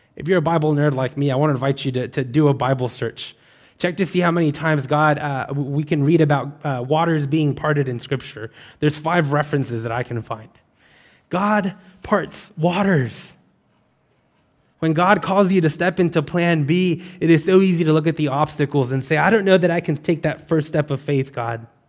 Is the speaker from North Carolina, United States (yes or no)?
no; West Texas, United States; now in Baton Rouge, United States; I'm not from Louisiana. I'm from West Texas, where it is very dry